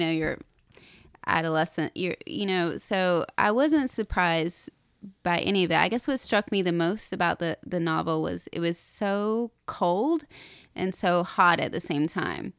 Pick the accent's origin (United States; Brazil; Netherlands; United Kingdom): United States; Appalachia, North Carolina; moved away as an adult; now in New York City, United States; I grew up in Appalachia and went to very terrible public schools